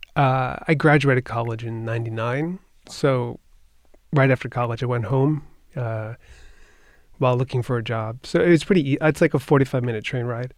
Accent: Long Island, New York, United States; I grew up in Long Island. It's right s, outside of New York City

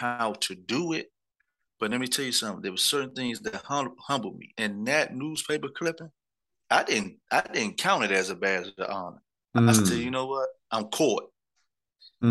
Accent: Washington, District of Columbia, United States; in D.C., we didn't have gangs. They used to call us crews, but we kind of went by streets

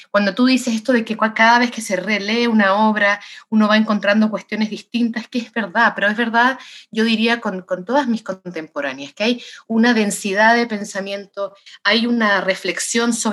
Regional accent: Santiago, Santiago Metropolitan Region, Chile; moved away as an adult; now in United States; Yo soy nacida en Santiago de Chile, sí.

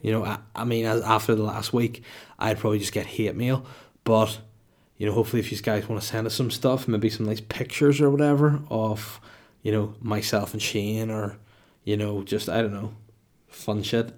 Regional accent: Holywood, Northern Ireland, United Kingdom; my hometown of Hollywood with one L

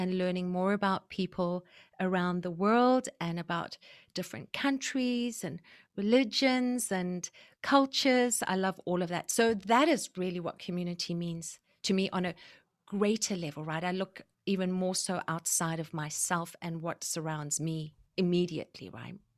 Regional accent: South Africa; also born or lived in Zimbabwe; now in Vancouver, Canada; I was born in South Africa, And I was raised in South Africa and Zimbabwe

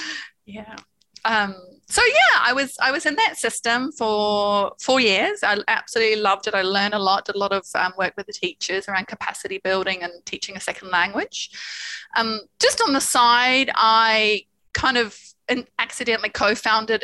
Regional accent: New Zealand; moved away; I'm from New Zealand.

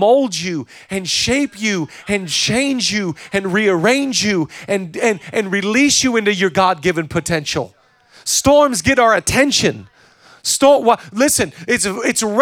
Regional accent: Whidbey Island, Washington, United States; growing up on Whidbey Island

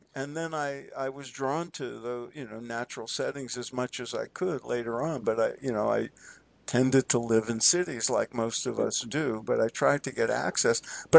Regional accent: New York, United States; I grew up in New York. I went to college in New York.

